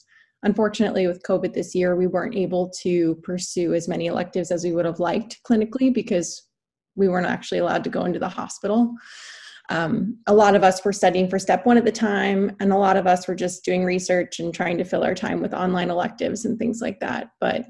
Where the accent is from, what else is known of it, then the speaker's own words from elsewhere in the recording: Pittsburgh, Pennsylvania, United States; moved away as an adult; also born or lived in New York City / Baltimore, Maryland; now in Philadelphia, United States; I'm also a fourth-year medical student at Perelman. Born and raised in Pittsburgh, PA